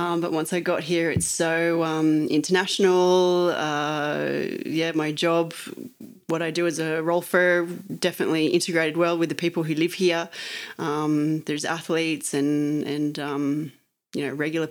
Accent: Australia; moved away as an adult; now in Chamonix, France; I'm an Australian rolfer lost in the French Alps

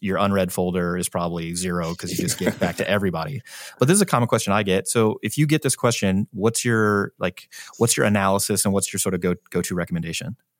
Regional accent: St. Louis, Missouri, United States; moved away; I'm from Saint Louis.

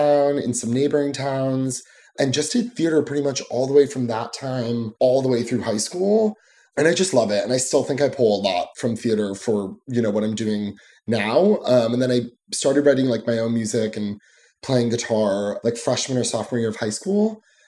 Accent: New Jersey, United States; I am from New Jersey, so right across the water, the pond, aka the Hudson.

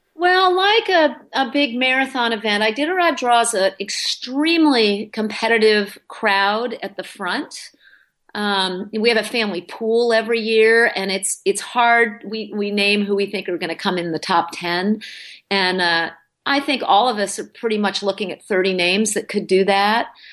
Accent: New England, United States; moved away as an adult; also born or lived in Wyoming; now in Alaska, United States; I grew up in New England

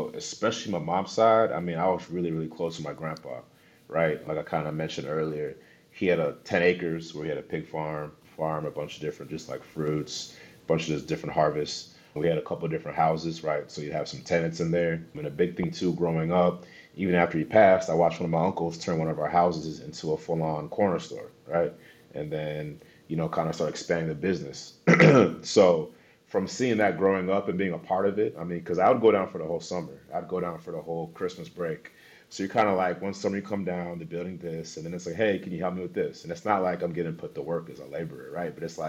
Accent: Seattle, Washington, United States; also born or lived in Dallas, Texas / Los Angeles / Chicago / Wisconsin; I was born in Dallas, Texas. Moved around a lot. I mean, I could sit here for 5 minutes listing off every school I went to in every city. places like LA, Chicago, Wisconsin. But I did go to high school in Seattle, Washington.

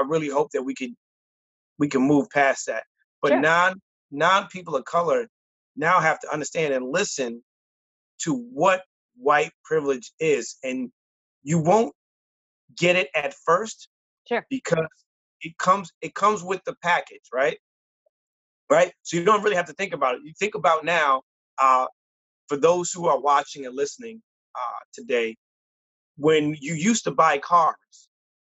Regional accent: United States; But I was born here

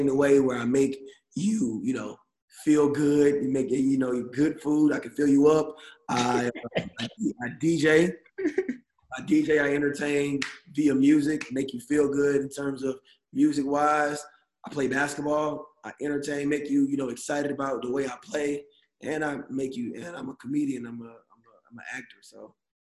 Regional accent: Atlanta, Georgia, United States; moved away; we're both from Atlanta

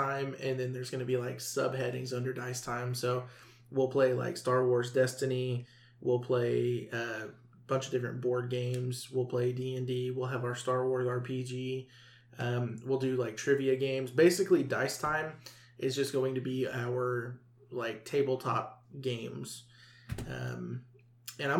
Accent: the South, United States; we're from the South

